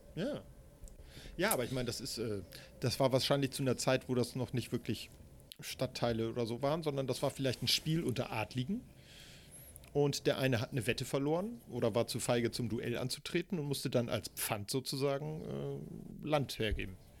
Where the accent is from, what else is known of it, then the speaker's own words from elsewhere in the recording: Hamburg, Germany; ich bin ja in Eppendorf groß geworden.